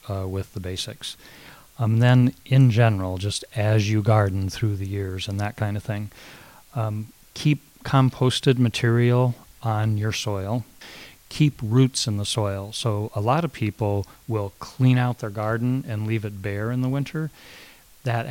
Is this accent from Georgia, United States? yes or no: no; Northern California, United States; I was raised in California